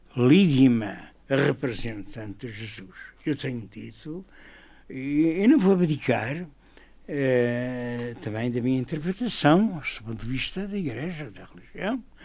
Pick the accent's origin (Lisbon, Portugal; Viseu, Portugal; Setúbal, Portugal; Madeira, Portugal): Madeira, Portugal; eu como padre, como madeirense